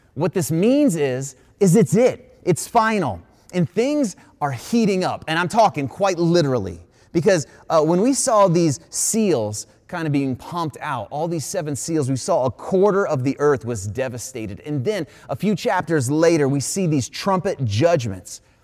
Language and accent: English; Ohio, United States; I was an Ohio boy all my life. I grew up in Ohio, born in Ohio